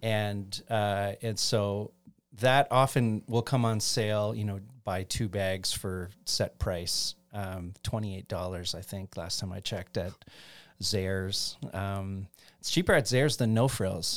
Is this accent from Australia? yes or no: no; Chatham, Ontario, Canada; I grew up in Chatham, Ontario